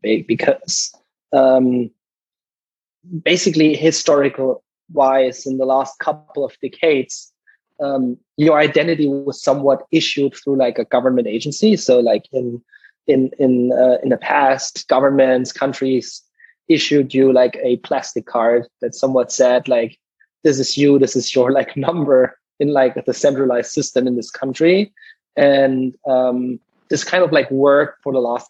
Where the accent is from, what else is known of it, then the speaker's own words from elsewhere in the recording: Southern Germany, Germany; moved away as an adult; also born or lived in Munich / Stanford, California; now in United States; I'm originally from Germany, like both of you guys, grew up in the southern part there